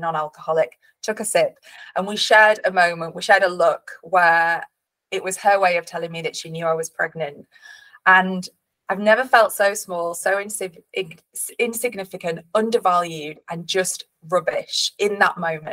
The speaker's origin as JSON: {"language": "English", "town": "Leeds", "region": "Yorkshire and the Humber", "country": "United Kingdom", "tie": "born or raised there", "said": "I am from Leeds originally. I grew up in Leeds, surrounded by an incredible family"}